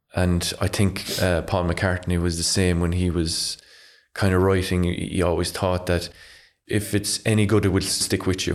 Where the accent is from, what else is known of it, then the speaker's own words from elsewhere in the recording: Ardfield, Munster, Ireland; I'm from Ardfield, so pretty much every morning I'd open my curtains and I'd see the, the Galli Lighthouse